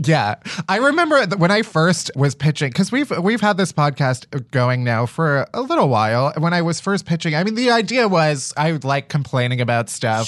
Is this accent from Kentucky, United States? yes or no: no; outside of Chicago, Illinois, United States; I'm from Chicago, outside of Chicago